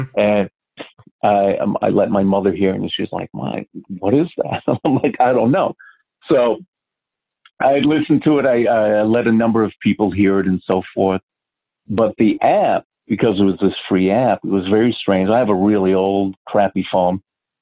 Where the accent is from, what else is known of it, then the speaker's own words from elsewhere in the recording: Milwaukee, Wisconsin, United States; moved away; also born or lived in Malaysia / Singapore; I'm originally from Milwaukee, Wisconsin. So we lived in a older part of the city when I was a little kid